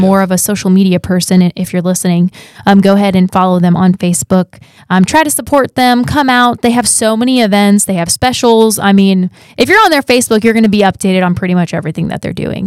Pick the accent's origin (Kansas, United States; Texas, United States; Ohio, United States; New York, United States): Ohio, United States; Columbus; moved away; I'm also from Ohio